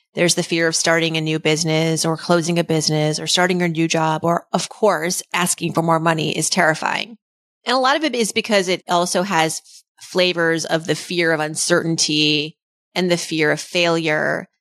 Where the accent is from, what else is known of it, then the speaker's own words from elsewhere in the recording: Worcester, Massachusetts, United States; growing up, the daughter of immigrants in Worcester, Massachusetts in the eighties